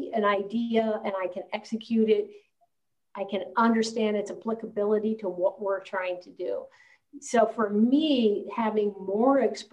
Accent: Columbus, Ohio, United States; moved away as an adult; I'm originally from Columbus, Ohio

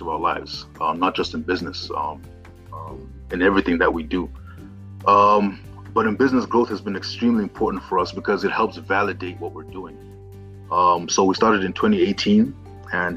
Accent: Zimbabwe; now in Kenya; I've worked in Kenya for many years, but I'm originally from Zimbabwe.

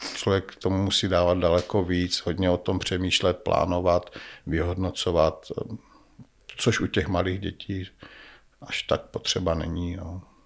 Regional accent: Nový Jičín, Moravian-Silesian Region, Czechia; also born or lived in Brno / Kopřivnice; Já jsem rodilý Brňák, ale eh, žil jsem celé své mládí v Novém Jičíně.

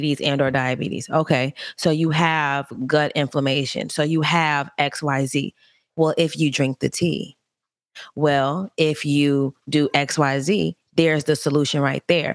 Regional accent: Gary, Indiana, United States; I grew up in Gary

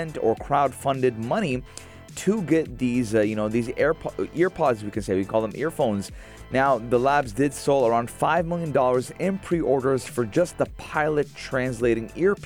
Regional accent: South Florida, United States; moved away; when I lived in South Florida

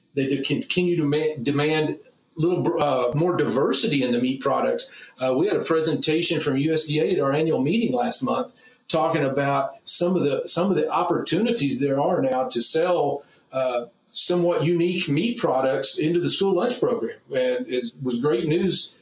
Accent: Texas, United States; as a Texan first and as a, a meat scientist

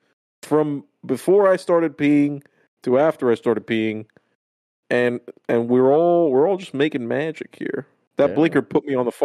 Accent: Miami, Florida, United States; I'm just used to better shit. You know, I'm from Miami.

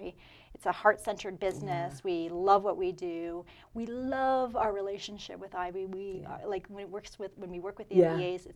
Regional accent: London, Ontario, Canada; Yeah, I'm a Londoner.

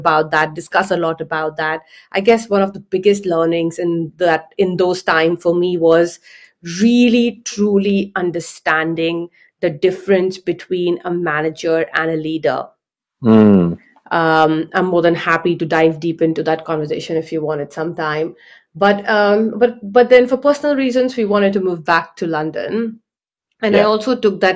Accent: India; I grew up in India

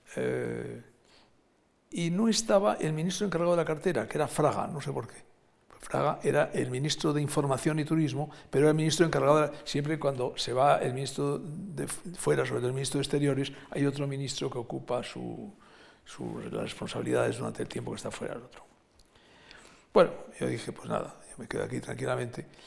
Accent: Basque Country, Spain; also born or lived in Madrid; yo como vasco pues tenía una relación con el Partido Nacionalista Vasco

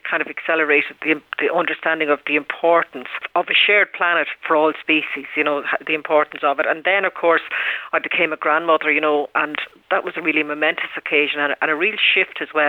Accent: Ireland; we have that opportunity as Irish people

